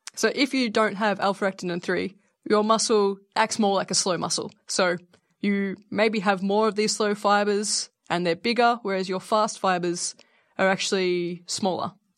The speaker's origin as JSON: {"language": "English", "country": "Australia", "said": "I am Australian"}